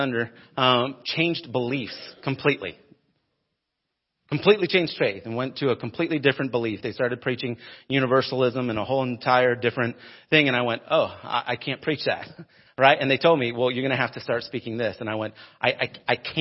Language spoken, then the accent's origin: English; United States; moved away as an adult; also born or lived in Denver, Colorado / Phoenix, Arizona / Arcadia, Florida; Growing up in Denver and Phoenix and big cities, we were multiple Walmart towns